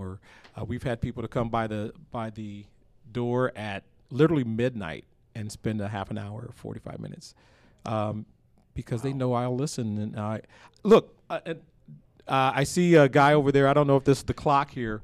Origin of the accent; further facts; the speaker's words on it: Johnston, Iowa, United States; that's my hometown